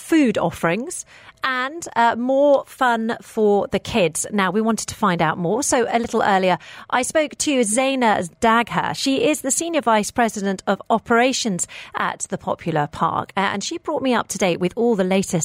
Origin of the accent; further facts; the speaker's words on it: United Kingdom; growing up in the United Kingdom